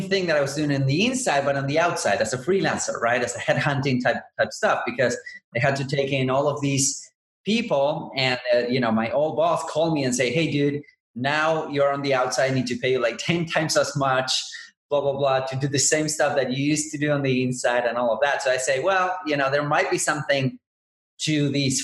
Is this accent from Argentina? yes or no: yes; Buenos Aires, Argentina; I'm originally from Buenos Aires and I'm in South America.